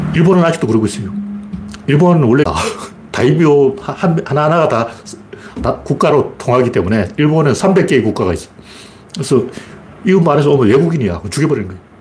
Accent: Gyeongju / Pohang area, North Gyeongsang, South Korea; 경주 포항 이쪽에 이제 제 고향이 그쪽이니까

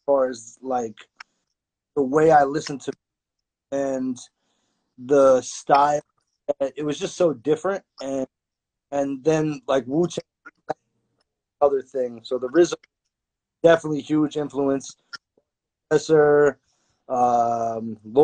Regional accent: New York City, New York, United States; also born or lived in Queens, New York; I grew up in Manhattan in the Lower East Side, East Village area. But I've been in Queens for, like, 16 years now

